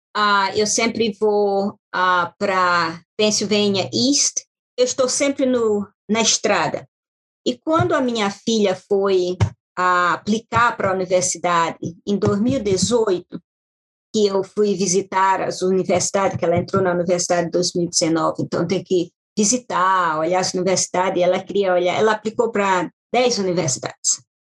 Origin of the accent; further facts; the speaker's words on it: Baixada Maranhense, Maranhão, Brazil; moved away as an adult; now in United States; Eu sou do Maranhão, quente, muito quente. E além do mais, eu sou da Baixada do Maranhão.